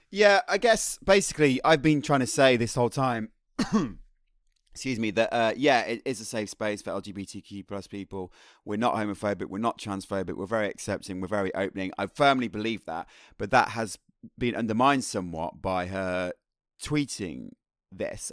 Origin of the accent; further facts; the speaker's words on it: Birmingham, West Midlands, United Kingdom; the people that I grew up with in Birmingham